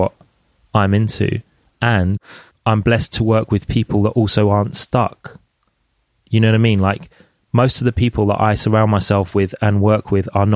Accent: London, United Kingdom; I grew up in Jungle in London

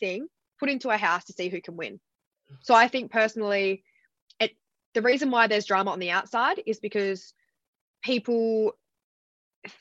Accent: Fremantle, Western Australia, Australia; moved away as an adult; also born or lived in New York; now in New South Wales, Australia; I actually grew up in Fremantle. I only moved away from home at 18, went to live in New York.

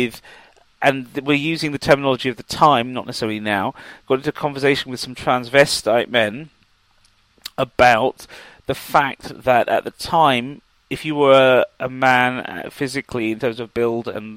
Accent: England, United Kingdom; growing up in England

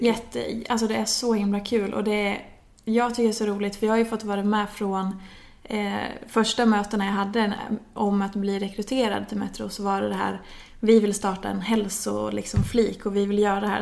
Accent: Hedemora, Dalarna County, Sweden; moved away as an adult; now in Stockholm, Sweden; jag kommer från Dalarna från början, i en liten stad som heter Hedemora. Eh, är uppvuxen där, flyttade därifrån när jag var efter studenten

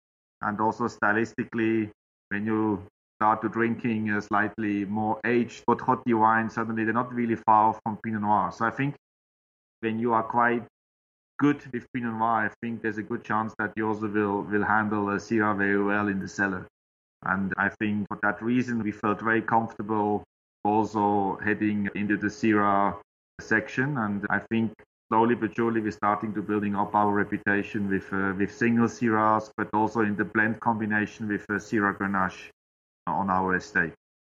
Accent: Switzerland; English is a second language; moved away as an adult; as you might know, in Switzerland, we have all a bit of Chasselas. But when I moved from Switzerland over here

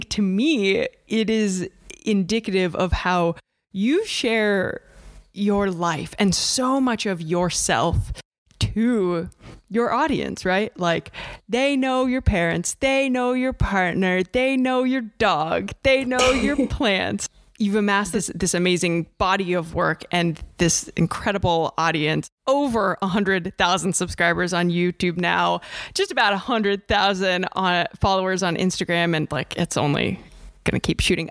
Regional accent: Ohio, United States; I'm from Ohio

